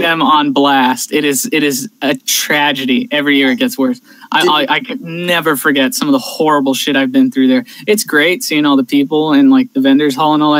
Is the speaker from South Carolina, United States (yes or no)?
no; California, United States; my home state of California